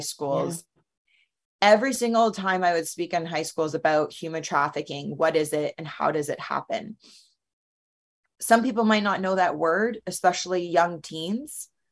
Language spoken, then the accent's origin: English; Canada; moved away; also born or lived in United States; being in Canada as a Canadian, but living in the United States